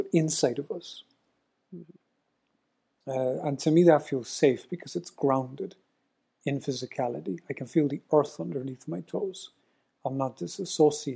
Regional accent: Ireland; I'm Irish

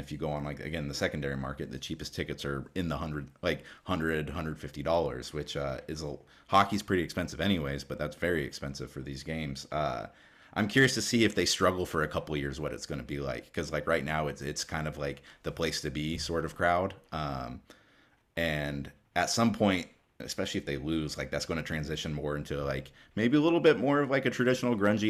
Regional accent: Alaska, United States; also born or lived in Seattle, Washington; So I was born in Seattle and moved up to Alaska, I think, when I was like 5 or 6.

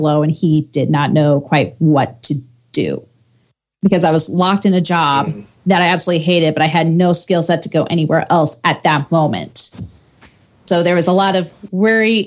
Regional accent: Ohio, United States; now in Arizona, United States; So I'm originally from Ohio. So if you get some mixed accents there, that's why.

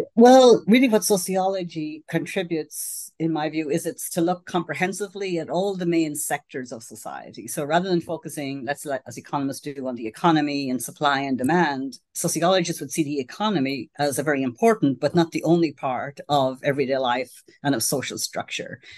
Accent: Ireland; now in United States; I grew up in Ireland, which in those days, uh, it was a very Catholic society.

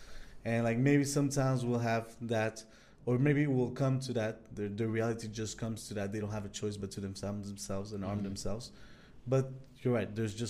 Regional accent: Peru; now in Canada; I come from Peru, in Mexico.

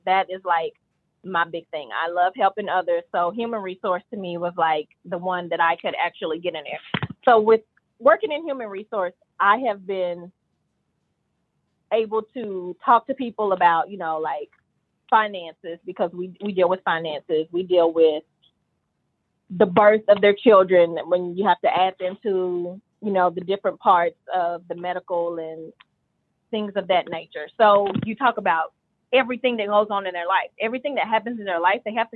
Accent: Hopkinsville, Kentucky, United States; I grew up in Hopkinsville, Kentucky.

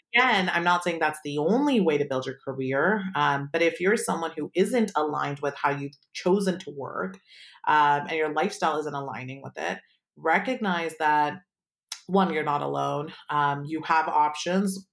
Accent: Palo Alto, California, United States; I grew up in Palo Alto

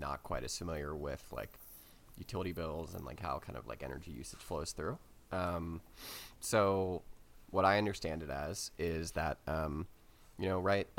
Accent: New Orleans, Louisiana, United States; moved away; also born or lived in Texas / Mississippi; I'm from New Orleans, spent a lot of time living in like Texas, Mississippi, or places like

